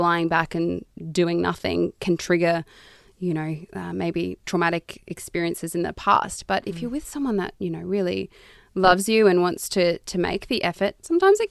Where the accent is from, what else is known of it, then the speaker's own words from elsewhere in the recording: Toowoomba, Queensland, Australia; I'm from Queensland, like rural Queensland.